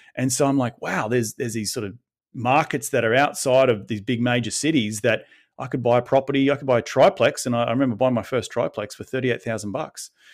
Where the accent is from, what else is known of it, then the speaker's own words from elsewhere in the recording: Sunshine Coast, Queensland, Australia; I grew up on the Sunshine Coast